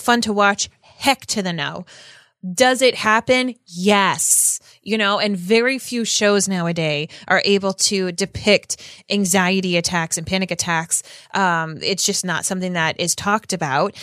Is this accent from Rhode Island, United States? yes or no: yes; Rhode Island, United States; I grew up in Rhode Island, which is honestly just an hour from Boston.